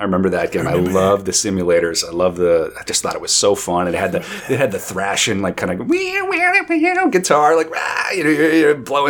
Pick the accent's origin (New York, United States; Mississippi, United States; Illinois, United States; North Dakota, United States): North Dakota, United States; also born or lived in Minnesota; I grew up in North Dakota. I went to the University of Minnesota.